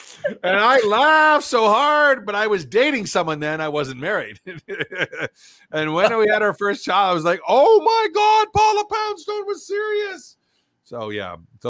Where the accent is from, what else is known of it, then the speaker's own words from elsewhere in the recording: Western Canada, Canada; I grew up in Western Canada